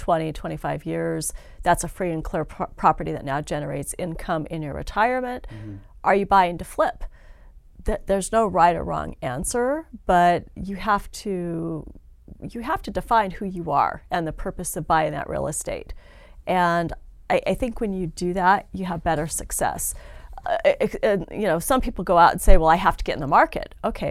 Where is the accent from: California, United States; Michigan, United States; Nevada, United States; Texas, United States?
Nevada, United States; Northern; I grew up in Northern Nevada, so I am definitely a native.